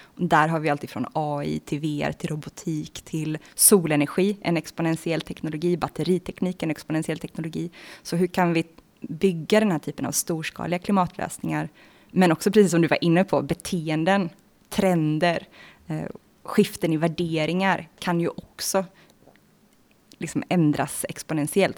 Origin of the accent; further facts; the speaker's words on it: Bohuslän, Västra Götaland, Sweden; jag är född från början i Bohuslän, i Svartedalens naturreservat